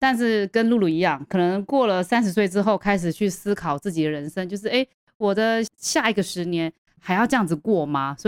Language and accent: Chinese; Hong Kong; born there; 其实我是在香港出生